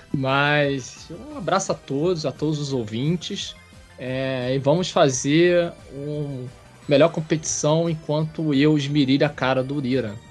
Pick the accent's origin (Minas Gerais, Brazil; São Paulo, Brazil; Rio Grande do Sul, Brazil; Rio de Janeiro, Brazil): Rio de Janeiro, Brazil; eu sou carioca. Sou carioca da Gema, né?